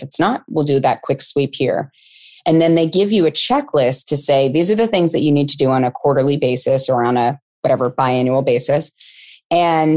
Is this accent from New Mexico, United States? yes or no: no; California, United States; I grew up in California and it was a topic in schools when I was in elementary school